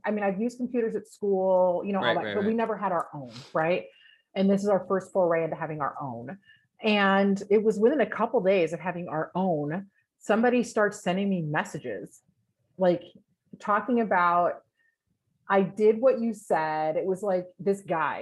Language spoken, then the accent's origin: English; England, United Kingdom; also born or lived in California / Wisconsin / Texas; now in United States; I grew up in England, went to California